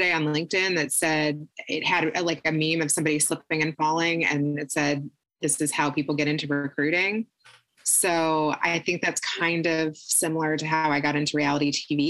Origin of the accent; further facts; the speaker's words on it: Kentucky, United States; moved away; I was born and raised in Kentucky.